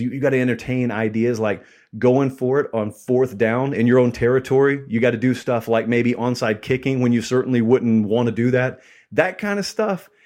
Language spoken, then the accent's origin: English; near Auburn, the South, United States; I grew up in the South, I grew up really near Auburn.